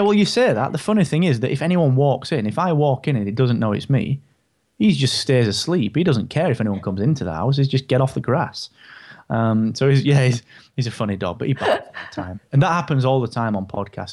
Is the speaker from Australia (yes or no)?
no; United Kingdom; I'm so British.